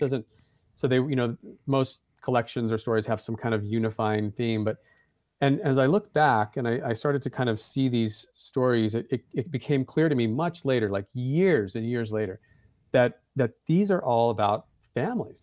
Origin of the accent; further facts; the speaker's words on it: Santa Fe, New Mexico, United States; I grew up in Santa Fe, that's my hometown.